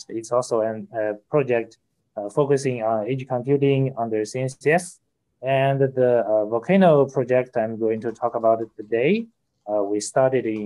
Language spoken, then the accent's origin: English; Hangzhou, Zhejiang, China; I'm from Hangzhou, China, a beautiful city